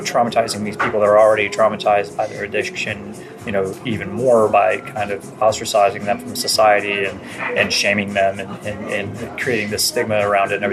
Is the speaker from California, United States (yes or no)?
no; Miami, Florida, United States; moved away; I grew up in Miami and that was normal